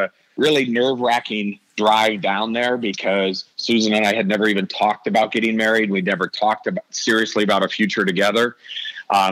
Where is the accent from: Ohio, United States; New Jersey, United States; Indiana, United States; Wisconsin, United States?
Ohio, United States; Canton; moved away as an adult; also born or lived in Oxford, Ohio / Chicago; I'm from Canton, Ohio.